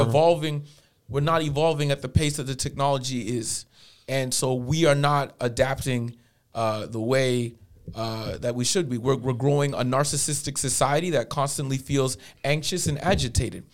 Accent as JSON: {"language": "English", "town": "Toronto", "region": "Ontario", "country": "Canada", "tie": "born or raised there", "moved": "as an adult", "lives_now": "Edmonton, Canada", "said": "I was born in Scarborough General Hospital, man. Ran up in them streets till I was 23, and then came out to Edmonton"}